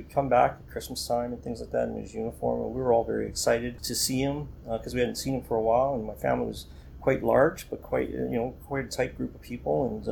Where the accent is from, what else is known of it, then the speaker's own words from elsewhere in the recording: Welland, Ontario, Canada; I grew up in Welland, Ontario